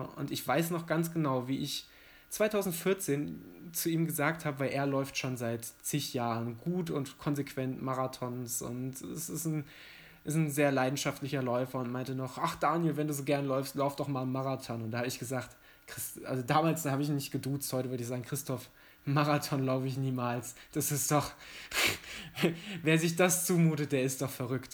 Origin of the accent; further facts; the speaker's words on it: Mettmann, North Rhine-Westphalia, Germany; moved away; also born or lived in Giessen; in meine Heimatstadt zu fahren, nach äh, Mettmann in der Nähe von Düsseldorf und Wuppertal.